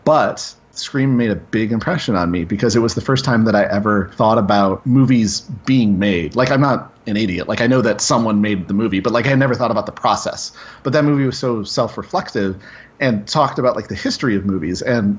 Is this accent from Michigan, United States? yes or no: yes; Grand Rapids, Michigan, United States; it was made in Grand Rapids, Michigan," which is where I'm from.